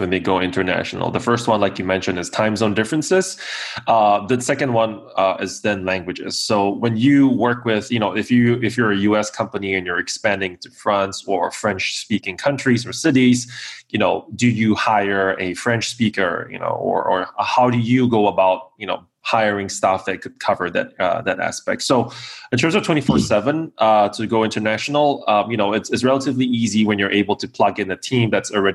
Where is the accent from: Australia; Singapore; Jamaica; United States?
Singapore; moved away as an adult; now in Kyiv, Ukraine; I am tuning in from Kiev in Ukraine right now. I've been based here for about 4 years, but originally from Singapore.